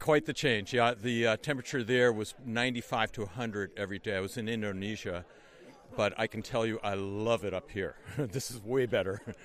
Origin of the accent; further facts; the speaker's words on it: Amherst, Massachusetts, United States; I'm from Amherst, Massachusetts